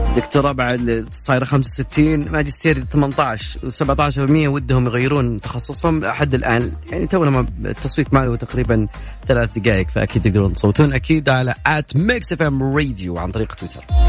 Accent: Saudi Arabia; عندنا بالسعوديه

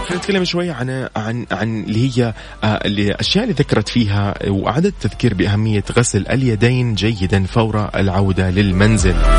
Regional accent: Saudi Arabia; نحن عندنا في السعوديه

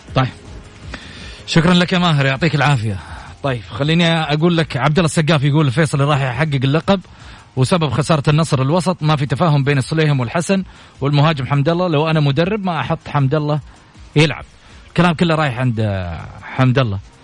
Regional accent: Saudi Arabia; كسعوديين وسعوديات

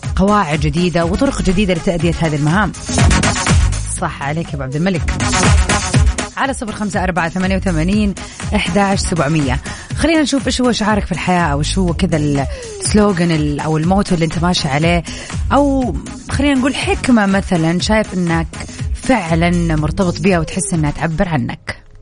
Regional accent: Jeddah, Makkah Province, Saudi Arabia; عندنا في جده

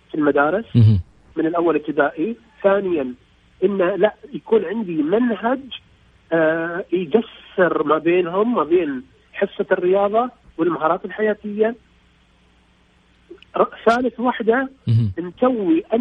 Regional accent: Bahrain

